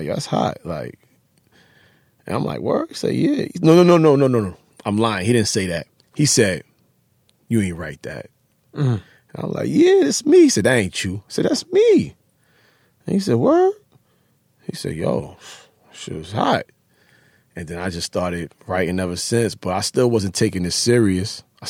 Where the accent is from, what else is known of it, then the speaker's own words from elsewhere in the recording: Harlem, New York, United States; Growing up in Harlem, I was anti with everything else. I was just straight Harlem.